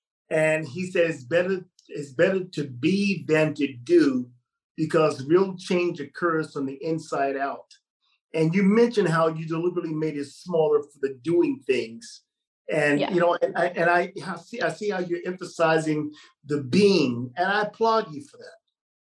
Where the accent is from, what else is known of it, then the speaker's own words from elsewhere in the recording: United States; also born or lived in Mississippi; I'm American, okay?